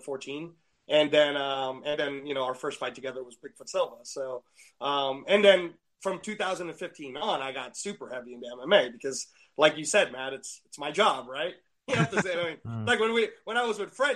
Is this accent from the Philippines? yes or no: yes; Philippines; in the Philippines, we were already heavily into boxing